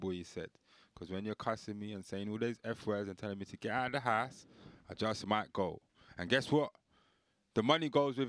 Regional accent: Belfast, Northern Ireland, United Kingdom; Because I'm from Belfast.

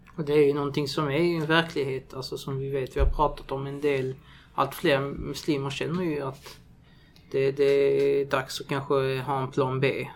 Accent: Malmö, Skåne, Sweden; Jag säger inte jag är från Hermodsdal. Utan jag är från Malmö.

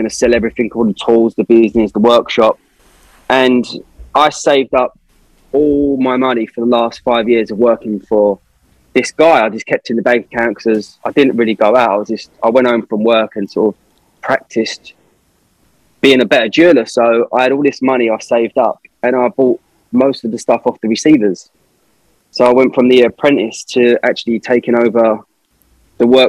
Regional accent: London, United Kingdom; I'm from the East End of London, and it's quite a poor area

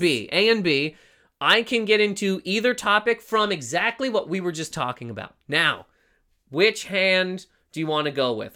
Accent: Canada; That's how we pronounce in Canada, Toronto

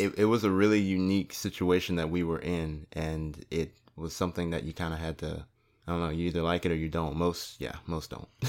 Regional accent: Gloucester, Virginia, United States; moved away as an adult; I'm from Gloucester

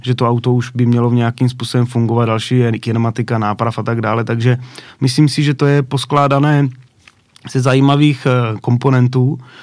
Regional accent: Náměšť nad Oslavou, Vysočina Region, Czechia; v náměšť na to slavu, odkud pocházím

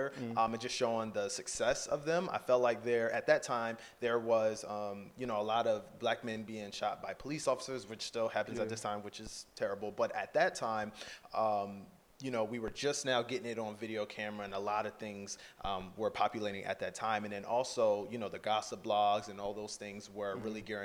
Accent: New Jersey, United States; also born or lived in Philadelphia, Pennsylvania; I went to high school in South Jersey

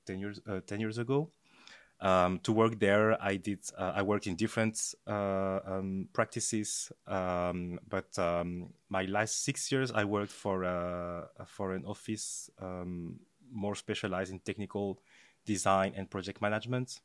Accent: France; moved away as an adult; also born or lived in Belgium; I was born and raised in France, uh, from a, a Belgian mother and a Togolese father.

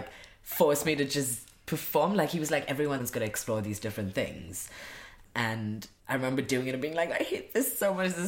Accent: India; moved away; I grew up in India

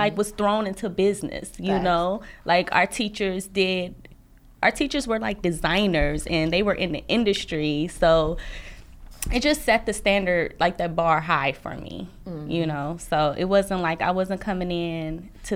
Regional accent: Milwaukee, Wisconsin, United States; also born or lived in Chicago; I'm from Milwaukee, Wisconsin

